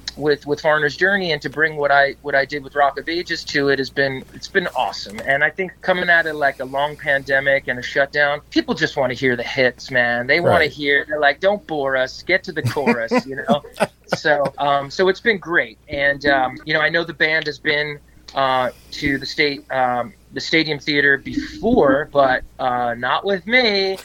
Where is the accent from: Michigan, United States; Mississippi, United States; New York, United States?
New York, United States; New York City; also born or lived in New Jersey / Boston; But then, you know, look, I grew up in New York City and New Jersey and college in Boston.